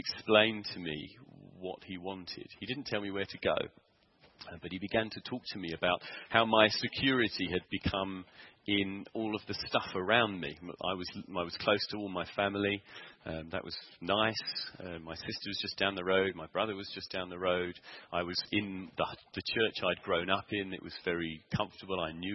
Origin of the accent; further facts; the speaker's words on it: Sevenoaks, South East England, United Kingdom; moved away as an adult; now in South Africa; I'd gone back to my hometown, which it was Sevenoaks in Kent